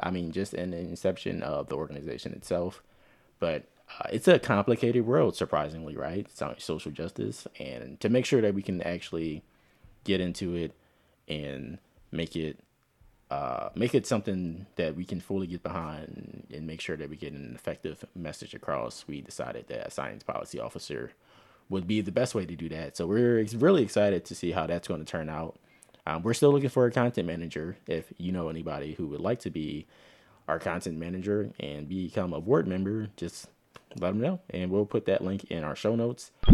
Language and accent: English; Philadelphia, Pennsylvania, United States; accent: Philly African-American vernacular; I'm not from the South, but I'm from Philly